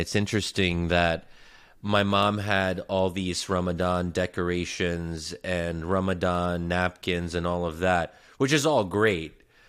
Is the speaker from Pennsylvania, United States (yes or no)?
yes; Bryn Mawr, Pennsylvania, United States; including where I grew up in Bryn Mawr, Pennsylvania